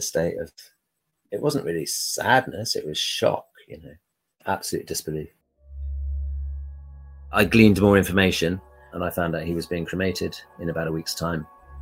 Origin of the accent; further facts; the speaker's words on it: United Kingdom; I'm a British citizen